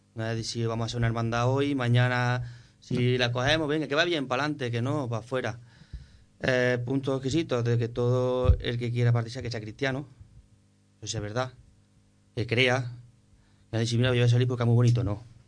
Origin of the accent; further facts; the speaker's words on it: Nueva Carteya, Andalusia, Spain; mi pueblo. quiero contar con la banda de música de Nueva Cartella.